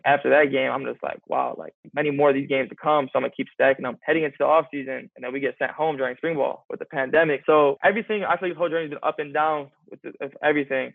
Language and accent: English; 40 minutes from Eastern Michigan, United States; It's 40 minutes from my hometown